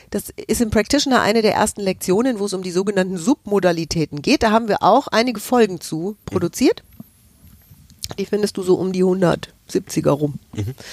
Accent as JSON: {"language": "German", "region": "Hesse", "country": "Germany", "said": "Und ich bin aus Hessen, ich darf"}